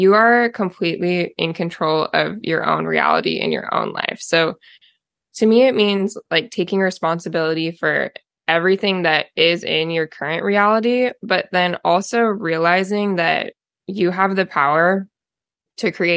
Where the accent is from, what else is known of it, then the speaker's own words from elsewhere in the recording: Oregon, United States; So I'm also from Oregon, was born and raised in Oregon, kind of have lived all over the state though.